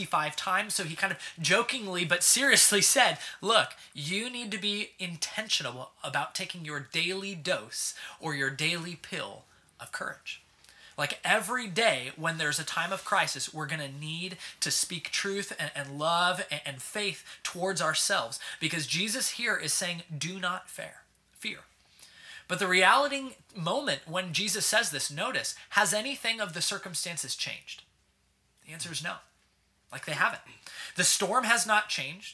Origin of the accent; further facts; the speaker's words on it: Southern California, United States; moved away as an adult; now in Kansas City, United States; I'm from Southern California originally